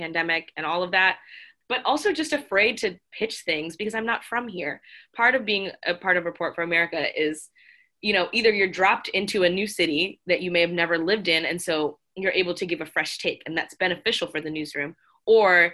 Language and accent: English; South Florida, United States; moved away as an adult; now in Boston, United States; coming from South Florida, where, you know, there's everybody